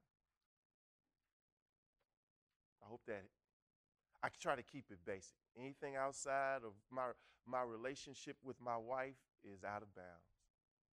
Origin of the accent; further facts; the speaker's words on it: Washington, District of Columbia, United States; now in Dallas, United States; I'm from Washington, D.C.